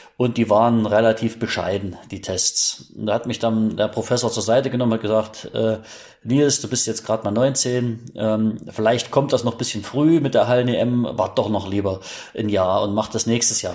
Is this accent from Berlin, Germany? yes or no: no; Bad Frankenhausen, Thuringia, Germany; mein Vater war selbst äh, Trainer des Trainingszentrums für Leichtathletik in meiner Heimatstadt in Bad Frankenhausen. Das ist ein kleines Örtchen in Thüringen.